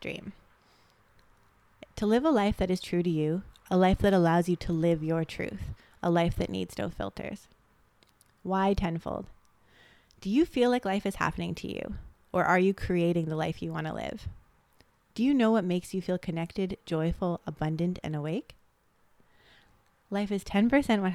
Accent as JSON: {"language": "English", "town": "Toronto", "region": "Ontario", "country": "Canada", "tie": "born or raised there", "moved": "as an adult", "lives_now": "Gold Coast, Australia", "said": "we're two sisters, half Japanese, half Serbian from Canada. We grew up in Toronto."}